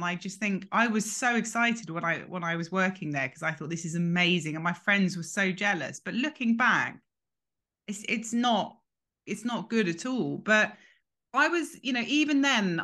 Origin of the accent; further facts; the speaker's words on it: London, United Kingdom; also born or lived in New York; I grew up in London in a kind of very big and busy house